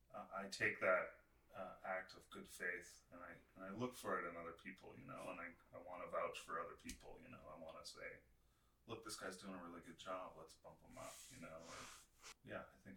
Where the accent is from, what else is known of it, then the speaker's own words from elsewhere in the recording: Canada; I'm the Canadian DP